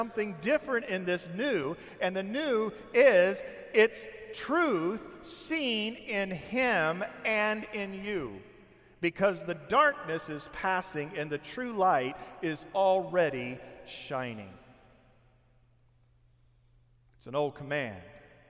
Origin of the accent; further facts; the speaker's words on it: Indiana, United States; now in Temecula, United States; some of you know that my wife and I, we come from Indiana. 7 years ago, we packed up the moving van and our vehicles, and we drove here.